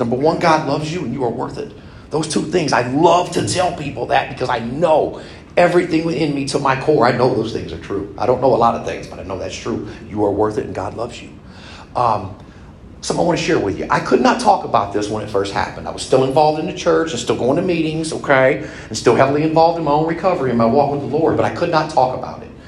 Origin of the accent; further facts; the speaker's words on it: California, United States; moved away as an adult; now in Indiana, United States; I was raised in California, went all through high school